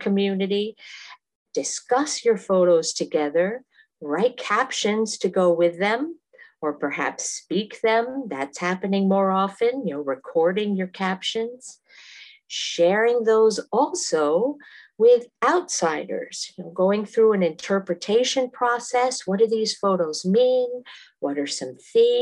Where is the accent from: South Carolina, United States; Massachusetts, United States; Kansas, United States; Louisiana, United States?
Massachusetts, United States; moved away as an adult; also born or lived in Africa / Asia / South America; I am originally from Massachusetts, and I still consider that my home. I live there now as well